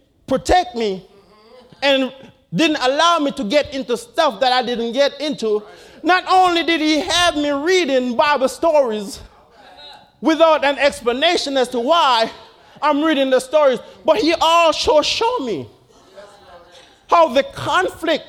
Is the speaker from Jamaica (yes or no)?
yes; Jamaica; my earlier years growing up in Jamaica.